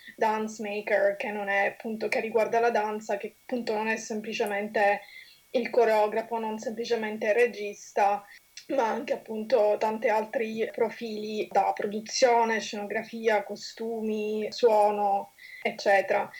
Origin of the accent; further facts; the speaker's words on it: Sicily, Italy; accent: Sicilian; moved away as an adult; now in London, United Kingdom; come si può sentire anche dal mio accento, sono di origini siciliane